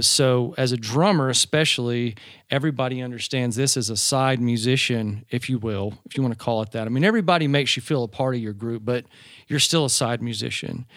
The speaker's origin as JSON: {"language": "English", "region": "Georgia", "country": "United States", "tie": "born or raised there", "accent": "Southern", "said": "I grew up in Georgia."}